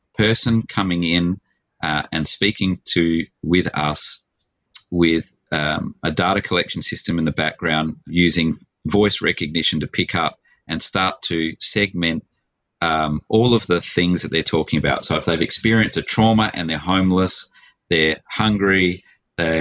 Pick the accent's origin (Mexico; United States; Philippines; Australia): Australia; Adelaide, South Australia; So I'm an Adelaide boy. I was born here in Adelaide in 1968.